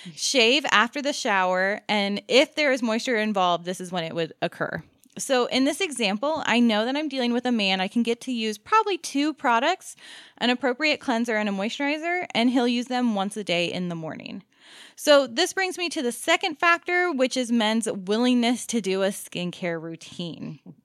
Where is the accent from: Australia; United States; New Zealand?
United States; Maryland; moved away; growing up in Maryland